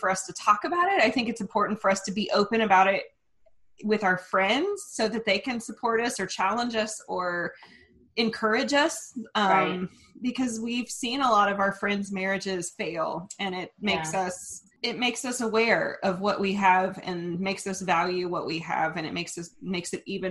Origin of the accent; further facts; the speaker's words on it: Oklahoma, United States; our background in growing up in Oklahoma and raised by very, very, very conservative Christian churches